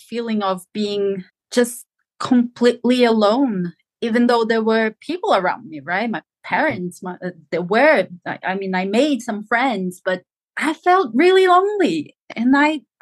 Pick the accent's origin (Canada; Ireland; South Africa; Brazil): Brazil; São Paulo; moved away as an adult; now in England; I was born and lived in the capital of, not in the capital of Brazil, but São Paulo, the capital of São Paulo